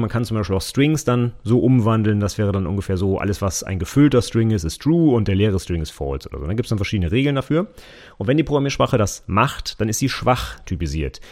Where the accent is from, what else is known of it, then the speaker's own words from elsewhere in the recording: Vechta, Lower Saxony, Germany; in meinem Heimatort